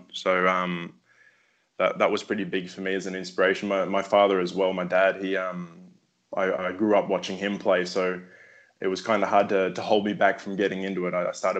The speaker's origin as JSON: {"language": "English", "country": "Australia", "also_born_or_lived": "Queensland", "moved": "as an adult", "lives_now": "Brazil", "said": "I've been in Brazil for around 10 years now. I'm from Australia."}